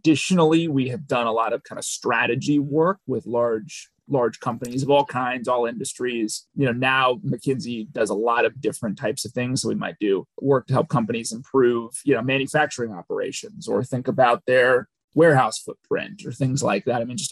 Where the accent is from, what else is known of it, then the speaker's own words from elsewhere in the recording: Minneapolis, Minnesota, United States; moved away as an adult; also born or lived in Virginia / Middle East; now in Dallas, United States; Minneapolis originally.